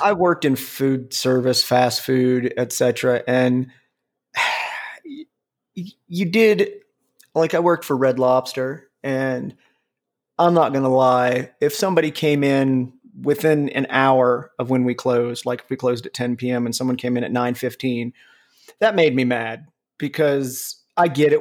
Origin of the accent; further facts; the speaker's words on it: Cincinnati, Ohio, United States; also born or lived in Columbus, Ohio; I grew up in Cincinnati